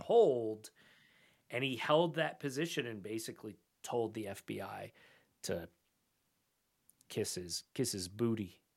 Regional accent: United States; as an American

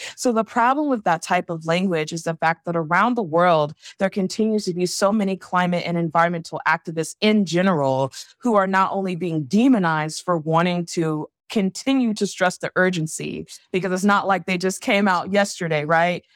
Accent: Savannah, Georgia, United States; someone who's from, born and raised in Savannah, Georgia, also has ties in Charleston

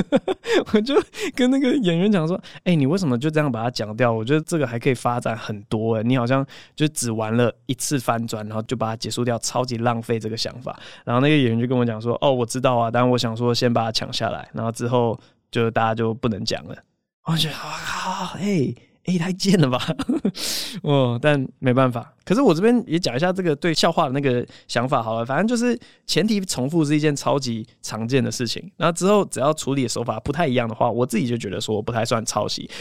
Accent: Taiwan; 我之前当替代役的时候，我在那个台北市劳动局

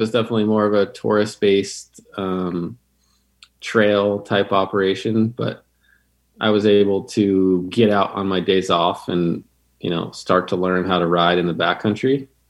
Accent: upstate New York, United States; now in Jackson, United States; back as a teenager in upstate New York. So I'm originally from the East Coast. Upstate New York is pretty famous for getting a lot of snow, but it's pretty flat there.

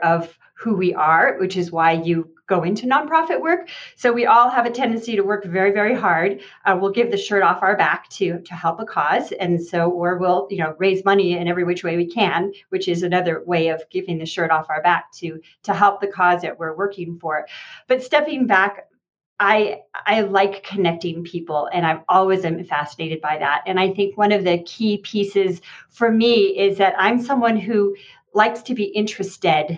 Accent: Santa Fe, New Mexico, United States; I'm from Santa Fe, New Mexico. My family's been here for generations.

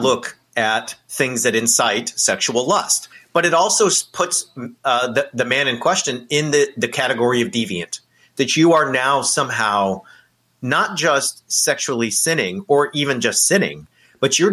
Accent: California, United States; I grew up in California

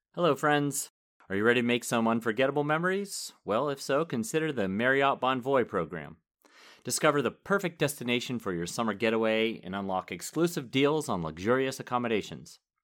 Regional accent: Pittsburgh, Pennsylvania, United States; I'm from Pittsburgh

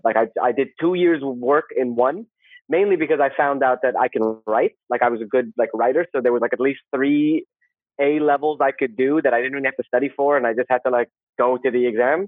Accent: Saudi Arabia; moved away as an adult; also born or lived in Canada / South Korea; I grew up in Saudi in the like 80s and the 90s

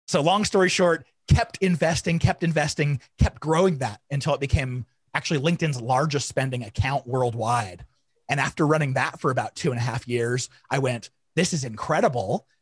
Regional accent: Arizona, United States; I grew up in Arizona in the hot, hot summers

